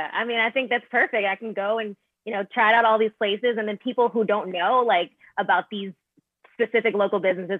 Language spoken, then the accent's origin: English; Maryland, United States; moved away as an adult; also born or lived in Philadelphia; now in Los Angeles, United States; I'm from Philly. That's where I came from before here, but I grew up in Maryland. So like the DMV area.